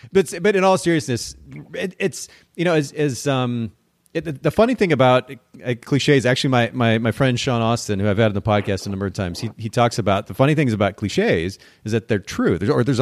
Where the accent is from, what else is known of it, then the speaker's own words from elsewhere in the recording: Japan; I grew up in Japan. I spent about 10 years of my life there.